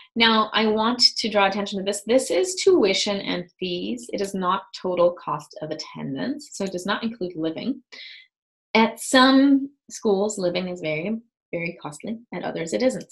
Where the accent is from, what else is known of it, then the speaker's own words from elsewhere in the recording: Germany; moved away as an adult; also born or lived in West Coast, United States; now in United States; I'm from Germany